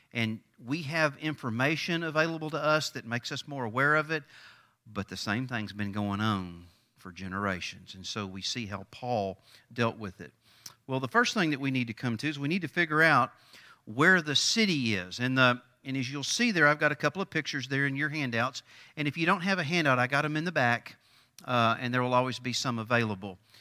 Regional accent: East Texas, United States; I grew up in East Texas.

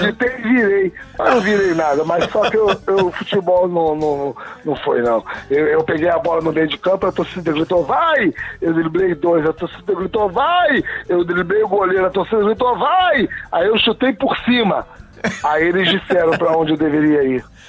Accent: Brazil; a gente é brasileiro

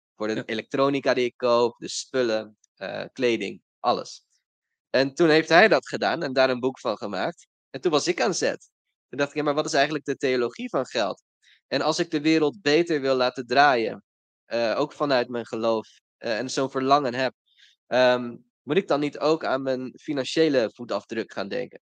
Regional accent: Rotterdam, South Holland, Netherlands; Ik kom uit Rotterdam

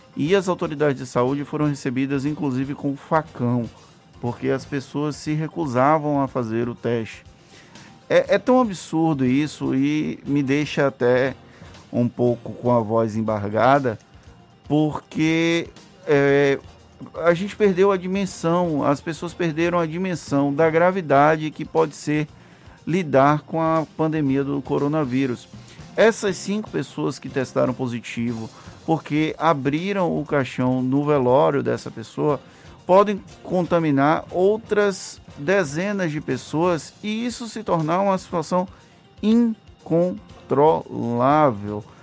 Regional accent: Valença, Bahia, Brazil; eu sou da cidade de Valença

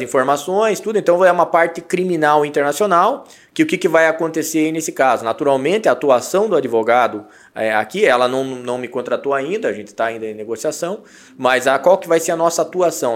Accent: Brazil; nós temos que, que saber lidar com a nossa cultura enquanto brasileiros

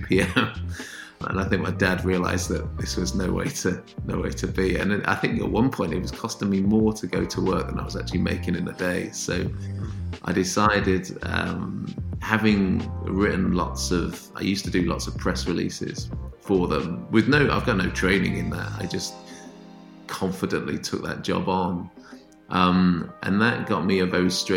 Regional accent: Northampton, East Midlands, United Kingdom; moved away; also born or lived in Manchester; my hometown is Northampton, which is in kind of halfway between Birmingham and London.

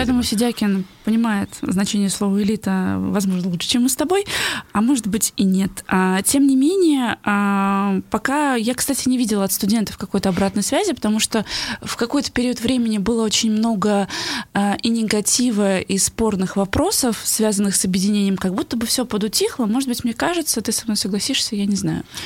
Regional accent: Bashkortostan, Russia

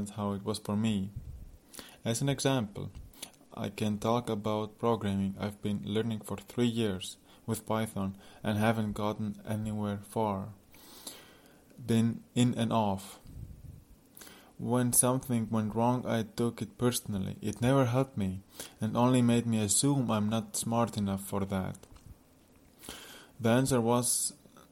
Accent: Latvia; now in Poland; I'm from Latvia with mixed background, currently in Poland with girlfriend

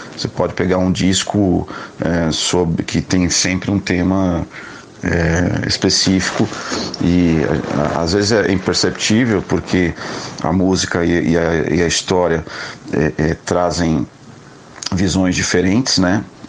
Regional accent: Brazil; como eu sou é, é, brasileiro, né, eu componho em, em, português

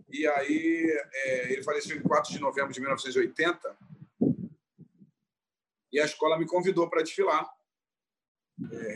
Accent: Rio de Janeiro, Brazil; born there; foi levada às pressas para para o SASE, lá em Realengo, né, onde eu nasci, e quase que dá mais porque eu nasci dentro da corda, né?

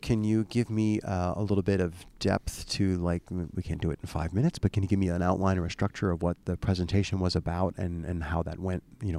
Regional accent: East Coast, United States; I'm from the East Coast.

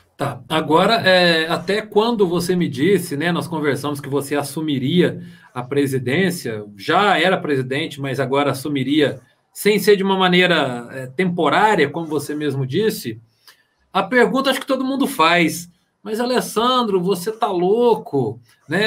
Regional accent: Varginha, Minas Gerais, Brazil; Eu sou de Varginha

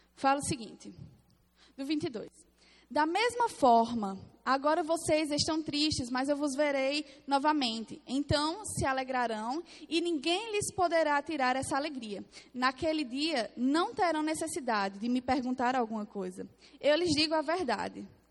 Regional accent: Paraíba, Brazil; accent: Paraibano; Sou paraibana, tá? Meu sotaque é paraibana

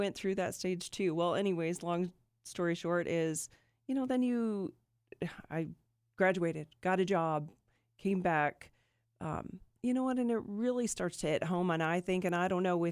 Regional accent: Omaha, Nebraska, United States; I'm from Omaha, so here there was that Wednesday program.

